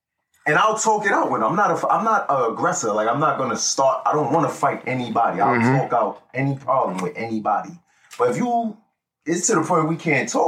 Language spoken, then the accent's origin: English; New York City, New York, United States; I'm from the Bronx.